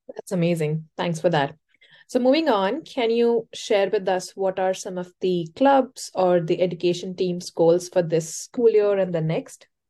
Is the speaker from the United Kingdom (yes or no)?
no; India; now in Ann Arbor, United States; I am originally from India, I was a data scientist in financial services before this